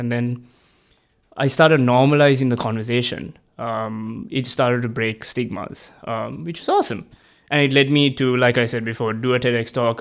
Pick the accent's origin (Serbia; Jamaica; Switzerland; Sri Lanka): Sri Lanka; moved away as an adult; now in Melbourne, Australia; I'm an international student. I'm originally from Sri Lanka